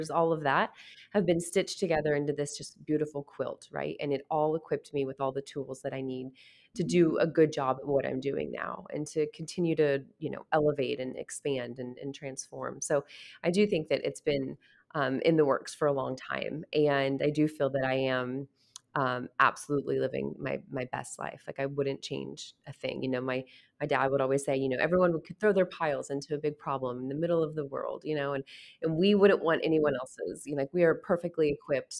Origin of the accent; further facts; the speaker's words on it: Wichita, Kansas, United States; also born or lived in Lawrence, Kansas; I was born and raised in Wichita and really born into a real estate family.